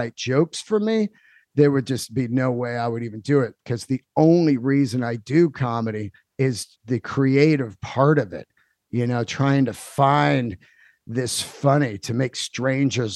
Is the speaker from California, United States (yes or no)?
yes; San Francisco, California, United States; our hometown of San Fran. We're both from San Francisco